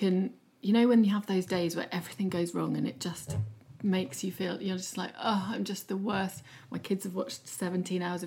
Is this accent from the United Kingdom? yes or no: yes; United Kingdom; we're quite uncomfortable as British people